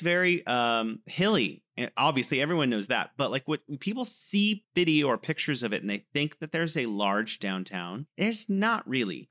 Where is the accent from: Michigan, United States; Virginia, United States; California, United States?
California, United States; Modesto; moved away as an adult; also born or lived in San Francisco / Beijing, China; now in Wuhan, China; I'm born in Modesto and then moved to San Francisco later.